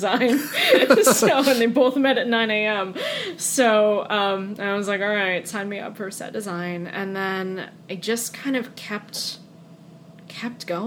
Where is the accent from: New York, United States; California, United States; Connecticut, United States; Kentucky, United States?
Connecticut, United States; Durham; accent: Connecticut; moved away as an adult; also born or lived in Bridgeport, Connecticut; now in Washington, DC, United States; I grew up in rural Connecticut